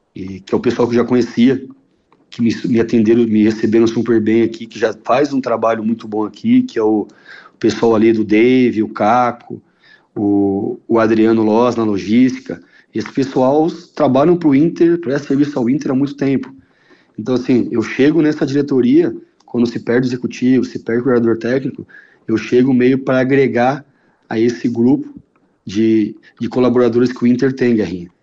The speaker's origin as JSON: {"language": "Portuguese", "region": "São Paulo", "country": "Brazil", "tie": "born or raised there", "moved": "yes", "lives_now": "Porto Alegre, Brazil", "said": "eu sou paulistano, e é, de, é raro, né? Nascer, nascido na capital"}